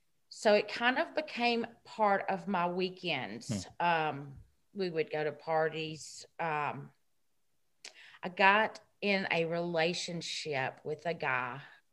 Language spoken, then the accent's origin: English; Gallatin, Tennessee, United States; born there; I'm 51. I was born in 1970 in Gallatin, Tennessee.